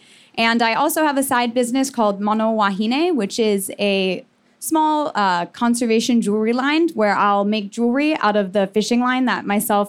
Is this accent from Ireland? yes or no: no; Miami, Florida, United States; So I'm from Miami, Florida originally, and I was really lucky to grow up around the water.